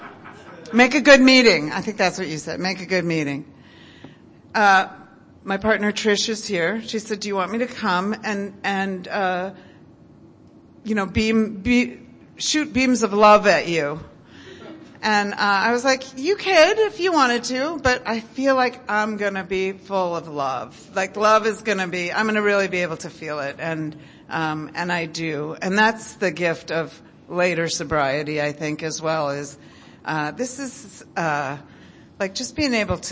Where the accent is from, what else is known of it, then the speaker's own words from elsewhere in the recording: Midwest, United States; I was raised in the Midwest